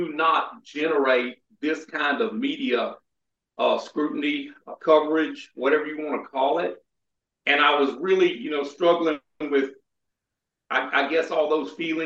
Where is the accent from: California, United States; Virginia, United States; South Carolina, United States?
South Carolina, United States; near Shaw Air Force Base here in my home state